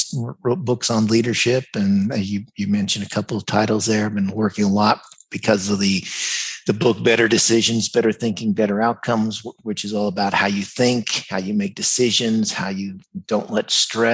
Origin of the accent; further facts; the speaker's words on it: United States; moved away as an adult; also born or lived in Dallas / Singapore; I grew up in the United States